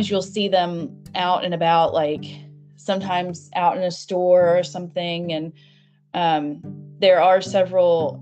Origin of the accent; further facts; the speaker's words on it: United States; also born or lived in Kentucky; I'm from the United States because my accent